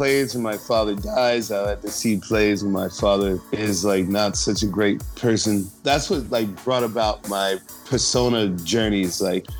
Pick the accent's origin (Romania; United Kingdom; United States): United Kingdom; Scotland; Being a Scotsman, I mean, you know how, you know, after the, what was it, the Battle of Glen?